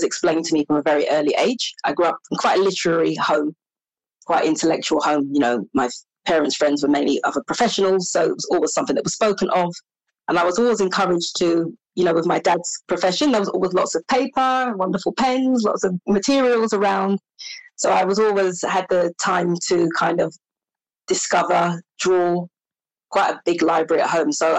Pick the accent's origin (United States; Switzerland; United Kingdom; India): United Kingdom; London; also born or lived in Bristol; I finished my secondary education at a convent school in Highgate in London